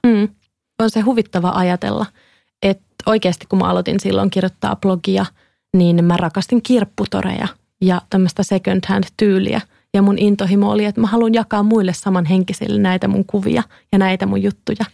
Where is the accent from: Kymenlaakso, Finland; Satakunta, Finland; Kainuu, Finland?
Kymenlaakso, Finland; Kouvola; moved away; Mä oon siis Kouvolasta, Kouvolan yhteiskoulun lukiosta